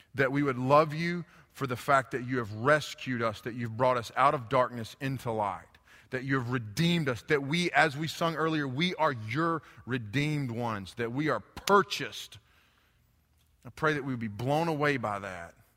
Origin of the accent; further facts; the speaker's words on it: United States; I grew up in Haywood County